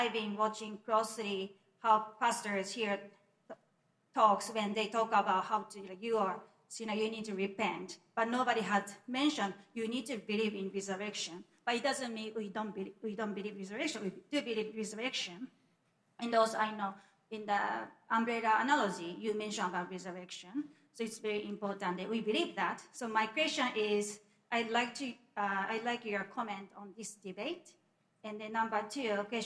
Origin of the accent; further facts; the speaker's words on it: Japan; I'm from Japan